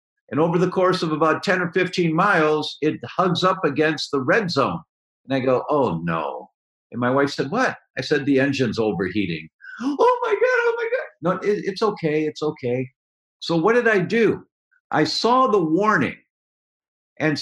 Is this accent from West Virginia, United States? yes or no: no; Detroit, Michigan, United States; moved away; also born or lived in Chicago; I'm from Detroit originally